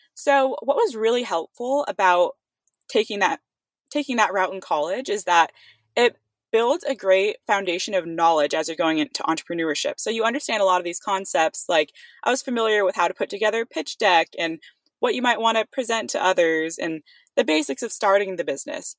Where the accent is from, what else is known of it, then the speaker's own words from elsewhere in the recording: Livermore, California, United States; also born or lived in Santa Barbara, California; my hometown of Livermore, California